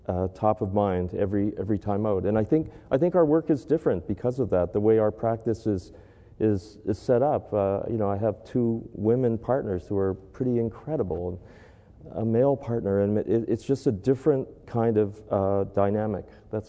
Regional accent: Hamilton, Ontario, Canada; when they arrived in Hamilton, where I was born

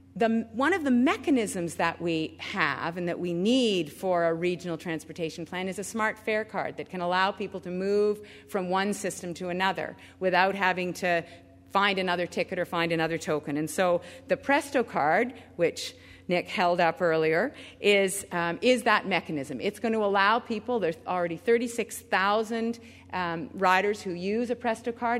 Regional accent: Richmond Hill, Ontario, Canada; I was able to be with my grandma in downtown Toronto growing up in Richmond Hill

